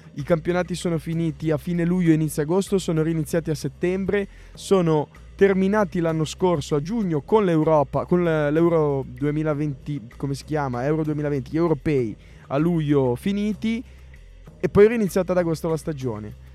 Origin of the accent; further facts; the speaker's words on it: Recco, Liguria, Italy; a Recco, nel mio paese c'è una chiesa di Sant'Antonio